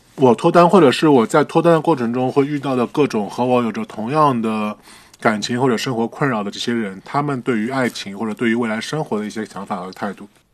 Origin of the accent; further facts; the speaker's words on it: Shanghai, China; 作为一个上海人，我在上海生活了三十多年